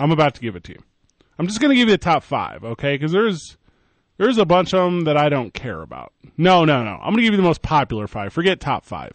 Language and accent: English; Midwest, United States; now in Albuquerque, United States; We're from the Midwest.